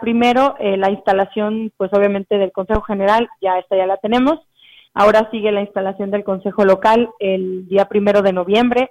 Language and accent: Spanish; Tamuín, San Luis Potosí, Mexico; moved away as an adult; now in Ciudad Valles, Mexico; yo soy originaria de Tamuín, ya tengo nueve años radicando en Ciudad Valles